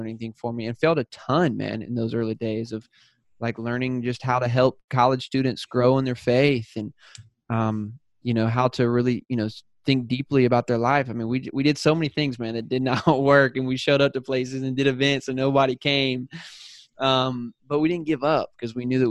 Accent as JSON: {"language": "English", "region": "South Carolina", "country": "United States", "also_born_or_lived": "San Diego", "accent": "Southern", "moved": "as an adult", "said": "I'm from South Carolina. So when I moved out to San Diego, I had a Southern accent"}